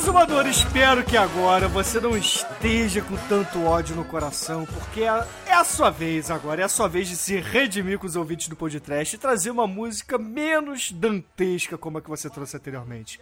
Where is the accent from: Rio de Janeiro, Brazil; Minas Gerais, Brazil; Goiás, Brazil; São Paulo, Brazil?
Rio de Janeiro, Brazil; eu sou carioca